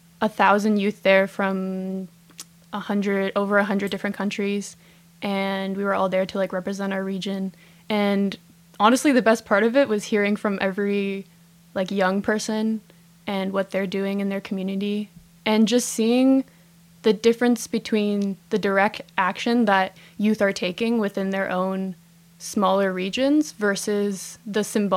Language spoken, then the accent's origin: English; California, United States; now in Montreal, Canada; I grew up in California